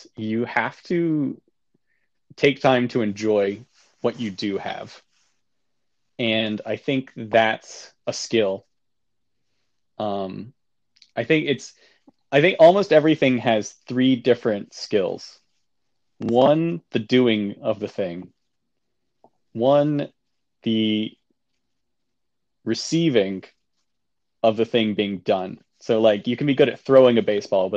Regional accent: Georgia, United States; moved away as an adult; also born or lived in North Carolina / New Jersey; She grew up in Kentucky and I grew up in Georgia.

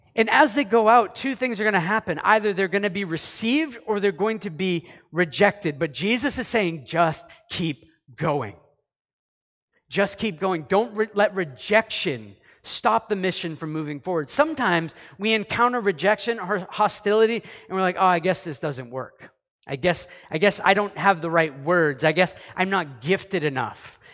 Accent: Canada; also born or lived in United States; I'm a Canadian

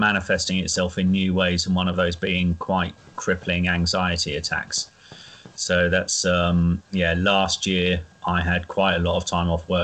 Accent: Norwich, East of England, United Kingdom; I'm from Norwich

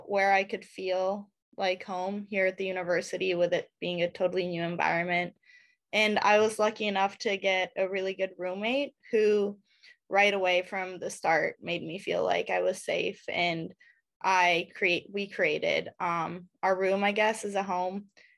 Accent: Budapest, Hungary; moved away as an adult; also born or lived in Singapore; now in Illinois, United States; I'm from Budapest, Hungary. My dad's American, and we also lived in Singapore for 3 years.

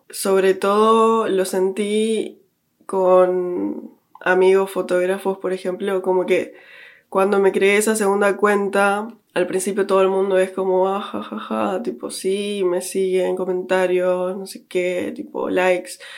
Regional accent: Uruguay; moved away as an adult; now in London, United Kingdom; creciendo en Uruguay

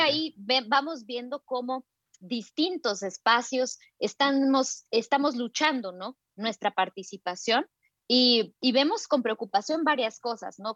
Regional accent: Totonicapán, Guatemala; soy maya Quiche de Totonicapán en Guatemala

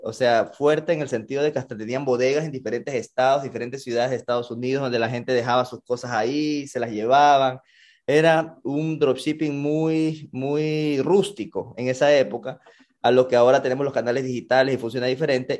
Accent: Ecuador; como buen latino que somos, como buen, buen ecuatoriano

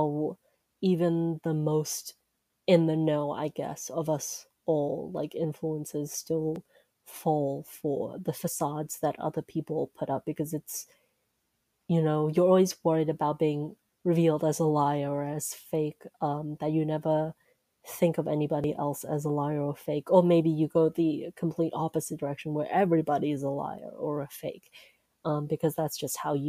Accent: United States; I'm Chinese American

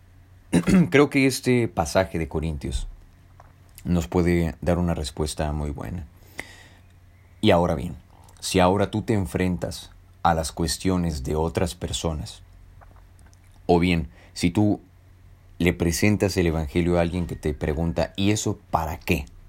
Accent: Mexico; soy mexicano y estoy en un país que primeramente es católico

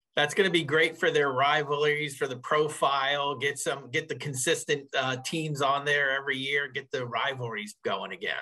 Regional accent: Northeast Pennsylvania coal region, United States; also born or lived in suburbs of Philadelphia, Pennsylvania; I grew up in Northeast Pennsylvania in the coal region

